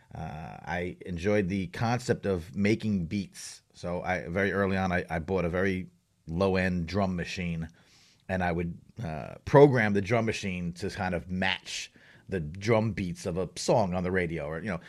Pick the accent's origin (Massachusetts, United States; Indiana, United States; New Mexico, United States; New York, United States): New York, United States; Long Island; I grew up on Long Island.